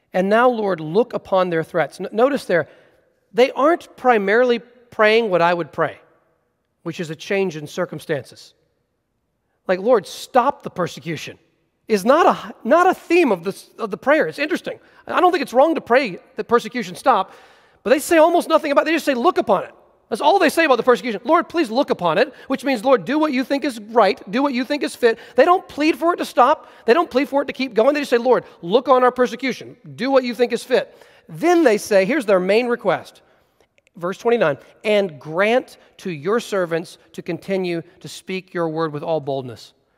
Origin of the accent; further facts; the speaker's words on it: United States; as American Christians